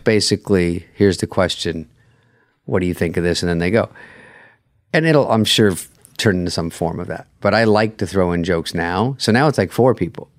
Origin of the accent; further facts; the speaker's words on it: Arizona, United States; I'm from Arizona